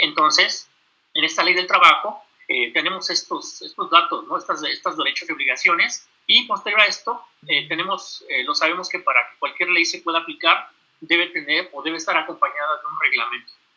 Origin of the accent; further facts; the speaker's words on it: Mexico; nosotros como mexicanos, hablando de todos los que vivimos aquí en este país